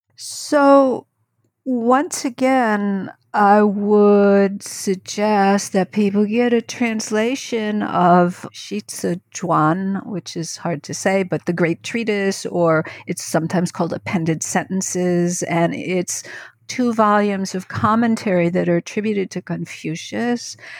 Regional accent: New York, United States; who grew up in New York State

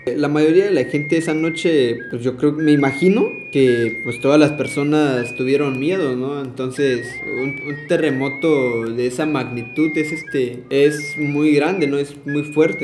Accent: San Mateo del Mar, Oaxaca, Mexico; soy de la colonia Juárez, una colonia del municipio de San Mateo del Mar

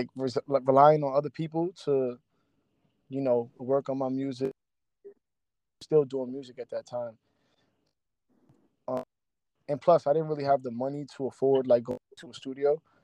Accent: New York City, New York, United States; moved away; I'm originally from the Bronx. So I moved back to the Bronx with my grandmother.

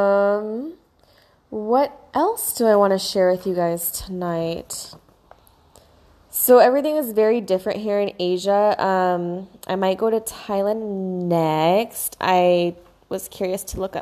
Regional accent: California, United States; growing up in America and in California

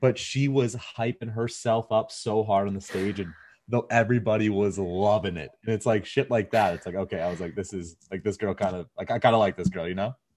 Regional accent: Fort Lauderdale, Florida, United States; I'm from Florida, um, like Fort Lauderdale area

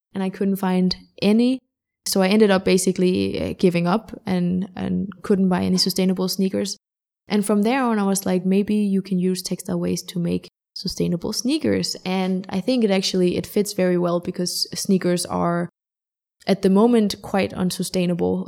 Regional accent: Denmark; also born or lived in London; I am from Denmark, born and raised in Denmark

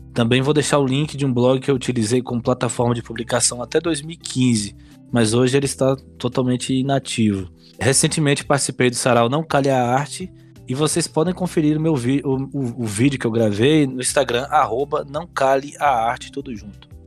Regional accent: Teixeira de Freitas, Bahia, Brazil; também sou de Teixeira de Freitas, Bahia

